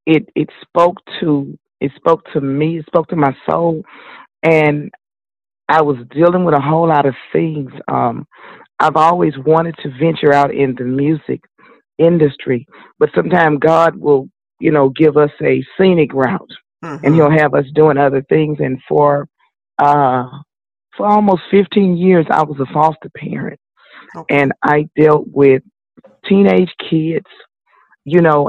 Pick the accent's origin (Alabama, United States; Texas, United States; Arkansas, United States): Texas, United States; Houston; I grew up right here in Houston, Texas